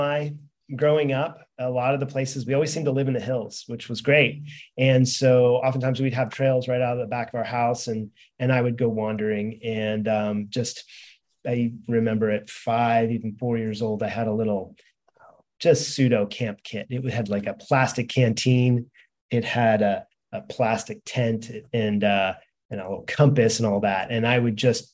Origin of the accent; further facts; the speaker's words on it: San Francisco Bay Area, California, United States; moved away as an adult; also born or lived in Texas; I grew up in the San Francisco Bay Area, mostly there in Texas